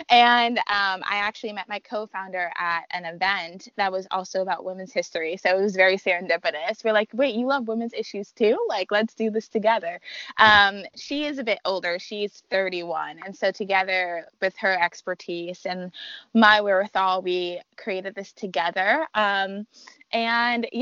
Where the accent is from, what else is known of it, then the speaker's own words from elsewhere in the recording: New York, United States; now in Washington, D.C., United States; I'm a transplant. I'm from New York.